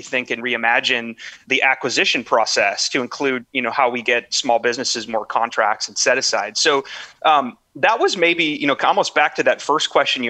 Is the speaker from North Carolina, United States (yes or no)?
no; northern Minnesota, United States; moved away as an adult; I'm from a small, small town in northern Minnesota